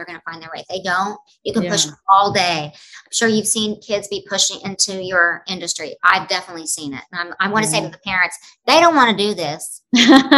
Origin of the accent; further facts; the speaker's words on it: Oklahoma, United States; moved away as an adult; also born or lived in Los Angeles / Nashville; now in New York, United States; I have a camp in my hometown, a Broadway boot camp